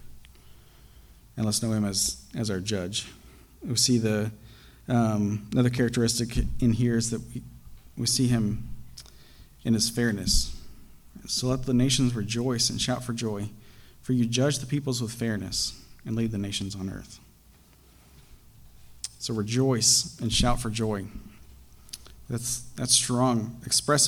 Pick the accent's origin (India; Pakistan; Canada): Pakistan; moved away; When I was growing up, I grew up in Pakistan